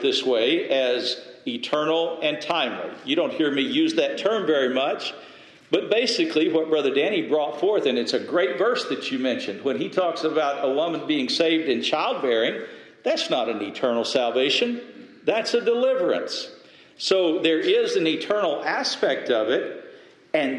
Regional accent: West Texas, United States; moved away; I grew up in West Texas

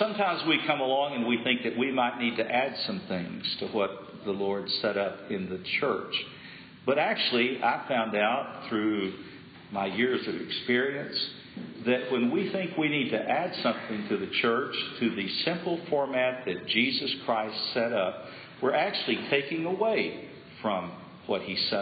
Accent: Lubbock, Texas, United States; I grew up in Lubbock, Texas

